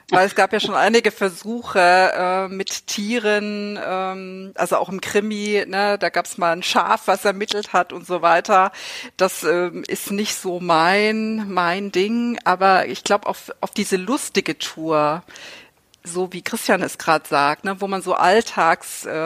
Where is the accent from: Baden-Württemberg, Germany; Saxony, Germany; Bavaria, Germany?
Saxony, Germany; moved away; Ich stamme ja ur ursprünglich aus Sachsen, bin hier vor knapp zehn Jahren hochgezogen in den Norden